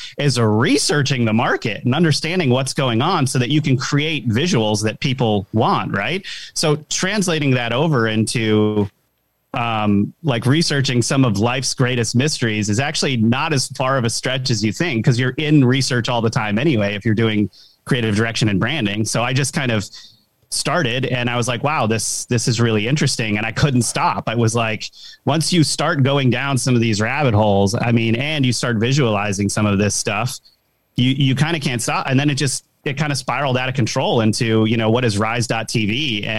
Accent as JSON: {"language": "English", "region": "Rhode Island", "country": "United States", "tie": "born or raised there", "said": "I'm from like a kind of a small city in Rhode Island, the smallest state in the country."}